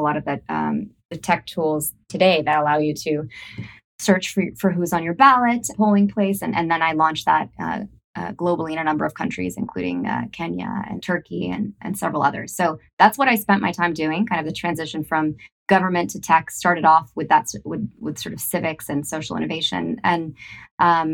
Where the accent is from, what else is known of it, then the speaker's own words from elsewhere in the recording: United States; growing up, you know, as an Iraqi and Muslim in America